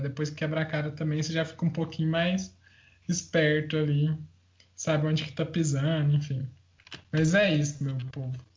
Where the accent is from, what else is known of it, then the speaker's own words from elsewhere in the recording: interior of Goiás, Brazil; eu sou do interior de Goiás